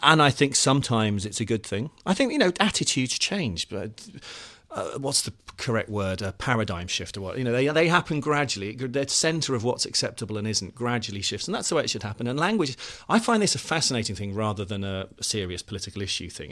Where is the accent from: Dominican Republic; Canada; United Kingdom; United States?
United Kingdom; the Midlands, England; now in London, United Kingdom; I'm originally from the Midlands